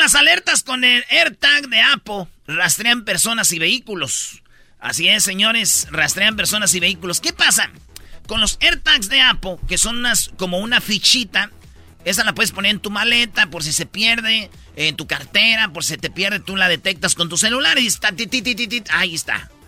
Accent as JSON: {"language": "Spanish", "town": "Jiquilpan", "region": "Michoacán", "country": "Mexico", "tie": "born or raised there", "moved": "yes", "said": "allá en mi pueblo, en Jiquilpan, Michoacán"}